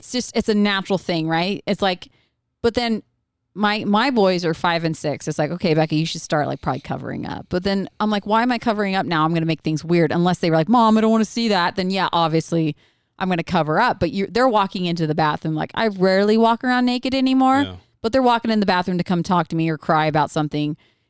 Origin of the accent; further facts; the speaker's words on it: United States; And I was raised in America, but I was in a bubble my whole life.